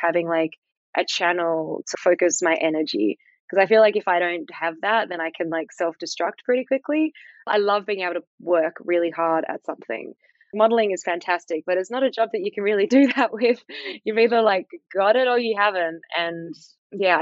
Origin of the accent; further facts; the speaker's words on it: Fremantle, Western Australia, Australia; I grew up in South Fremantle